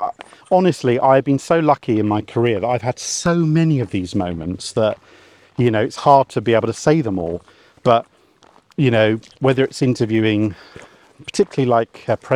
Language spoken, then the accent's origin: English; England, United Kingdom; I'm English, I must be from Narnia.